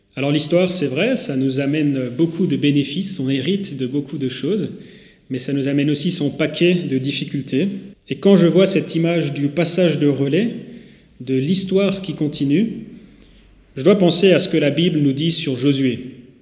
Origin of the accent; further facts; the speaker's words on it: Haguenau, Grand Est, France; moved away as an adult; now in Saint-Louis, France; Je suis moi-même né à Haguenau il y a 26 ans de ça. J'ai grandi en allant à Nautiland, à Didiland, au cinéma Pâté et au plan d'eau des Brumates.